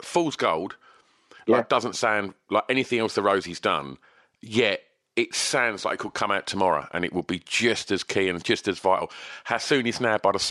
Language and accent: English; Essex, East of England, United Kingdom; I'm from Essex